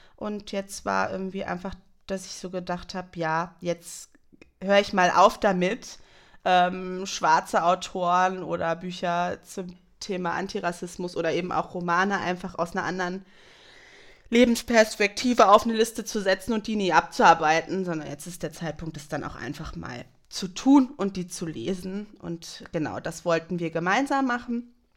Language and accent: German; Germany; wir als Deutsche